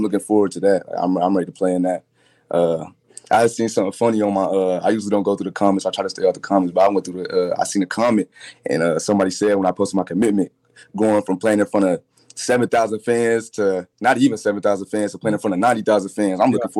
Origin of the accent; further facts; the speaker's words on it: Ohio, United States; I grew up in Ohio.